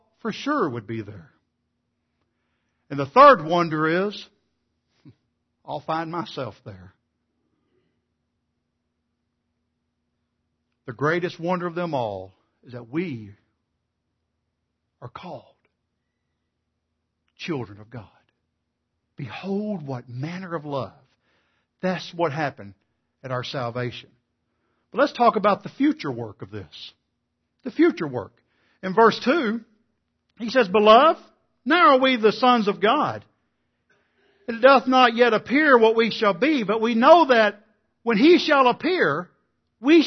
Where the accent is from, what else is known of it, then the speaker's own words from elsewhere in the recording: East Texas, United States; growing up in East Texas, you know, it's like South Arkansas, the Bible Belt